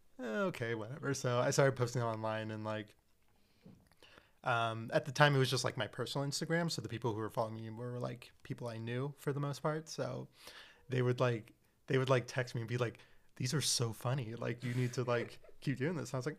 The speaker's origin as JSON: {"language": "English", "town": "Seattle", "region": "Washington", "country": "United States", "tie": "born or raised there", "said": "I was born and raised in Seattle"}